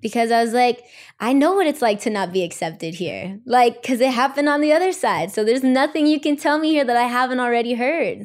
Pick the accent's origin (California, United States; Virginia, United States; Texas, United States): California, United States; Los Angeles; I'm Mexican American. I was born and raised here in L